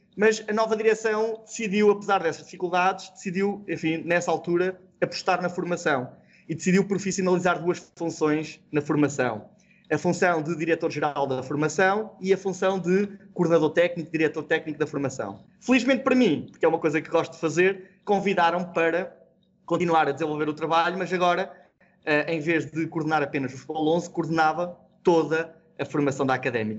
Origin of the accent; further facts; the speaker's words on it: Cantanhede, Centro, Portugal; eu sou natural do Conselho de Cantanhedo